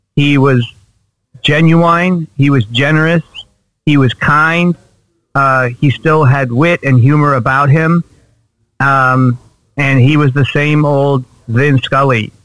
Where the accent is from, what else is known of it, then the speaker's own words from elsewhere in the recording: Los Angeles, California, United States; Growing up in Southern California, growing up in Los Angeles, and growing up a Dodgers fan